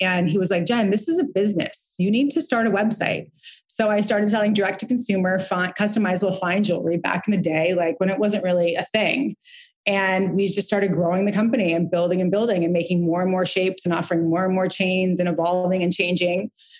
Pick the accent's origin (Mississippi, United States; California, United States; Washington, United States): California, United States; Santa Barbara; So I grew up in Santa Barbara, California in Montecito. My grandfather was a silversmith polo player there.